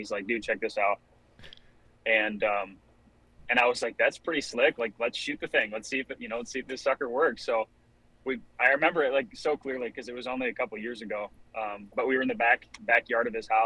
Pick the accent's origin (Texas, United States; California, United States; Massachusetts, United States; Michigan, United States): Michigan, United States; I'm from Michigan